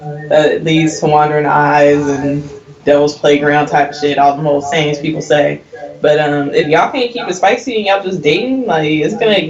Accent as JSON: {"language": "English", "region": "West Coast", "country": "United States", "said": "I'm from the West Coast."}